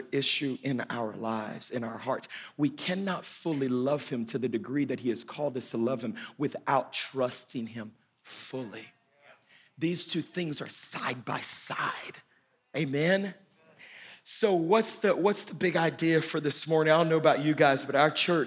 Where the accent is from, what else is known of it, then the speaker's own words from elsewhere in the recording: Louisiana, United States; moved away; Where I'm from in the South, I'm from Louisiana, the state of Louisiana, way down south